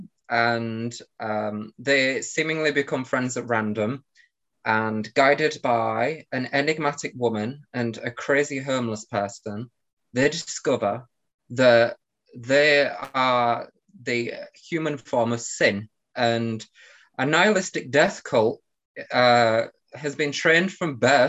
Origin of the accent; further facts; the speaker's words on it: Hull, Yorkshire and the Humber, United Kingdom; I come from Hull in the UK, which isn't near London